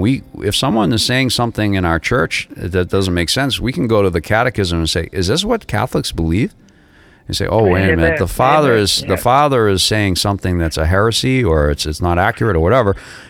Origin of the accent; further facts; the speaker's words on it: United States; also born or lived in Florida / Massachusetts; I'm an American